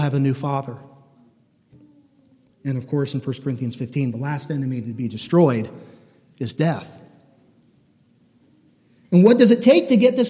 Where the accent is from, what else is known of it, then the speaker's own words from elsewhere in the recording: United States; we're Americans and we're born into a pretty wealthy place